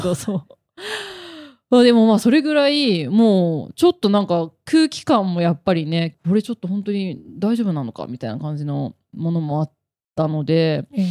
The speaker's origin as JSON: {"language": "Japanese", "region": "Niigata", "country": "Japan", "tie": "born or raised there", "moved": "yes", "lives_now": "Tokyo, Japan", "said": "私新潟県出身なんですが"}